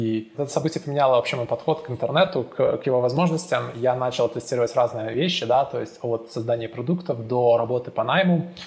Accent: Minsk, Belarus; moved away as an adult; also born or lived in Estonia; now in London, United Kingdom; я родился в Минске, жил до, получается, 18 лет в Минске, особо никуда не выезжая

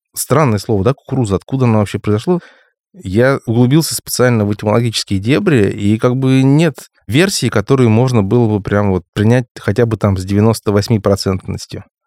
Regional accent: Crimea, Ukraine; в моём крымском детстве

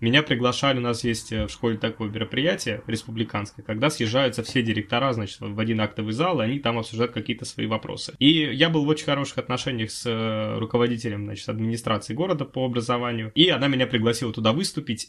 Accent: Udmurtia, Russia; moved away as an adult; now in Moscow, Russia; я из Удмуртии

